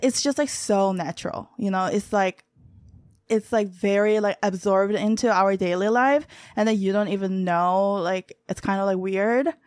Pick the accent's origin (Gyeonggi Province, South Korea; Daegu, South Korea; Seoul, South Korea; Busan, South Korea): Daegu, South Korea; English is a second language; moved away as an adult; also born or lived in New York City, United States; now in United States; I'm from the city called Daegu